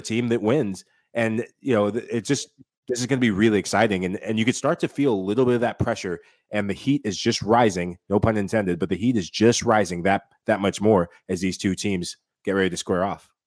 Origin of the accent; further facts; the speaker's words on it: East Coast, United States; growing up in the East Coast, grew up a, around quite a few Peruvians